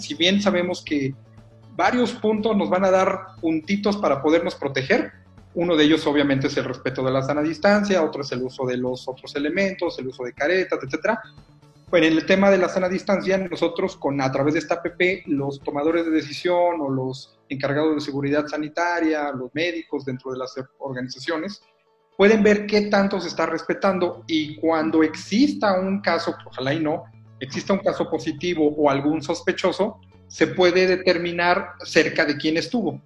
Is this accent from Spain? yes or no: no; Mexico; los mexicanos nos gusta usar WhatsApp